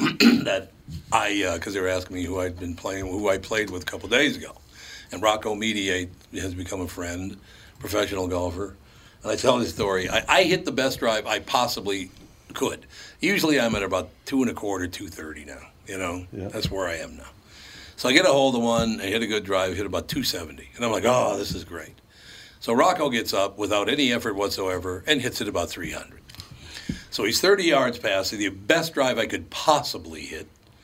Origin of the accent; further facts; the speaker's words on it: Minneapolis, Minnesota, United States; growing up in North Minneapolis, of the 40 guys in my class, 6 of us are still alive.